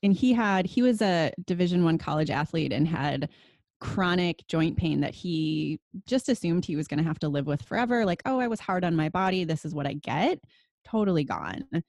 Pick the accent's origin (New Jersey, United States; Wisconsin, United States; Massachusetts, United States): Wisconsin, United States; moved away as an adult; now in California, United States; I grew up in Wisconsin, and my grandpa was a dairy farmer